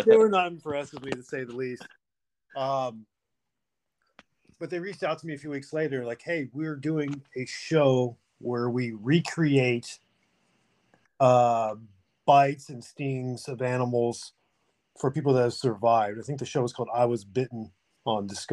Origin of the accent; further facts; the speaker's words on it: Oklahoma, United States; moved away as an adult; also born or lived in Los Angeles; I'm from Oklahoma. I'm 42. You know, grew up in a pretty rural spot